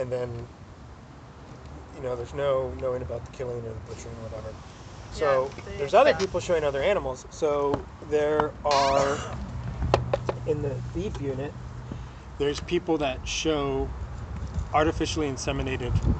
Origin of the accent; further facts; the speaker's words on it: San Luis Obispo, California, United States; also born or lived in Pacific Palisades, California; I moved to San Luis Obispo in 5th grade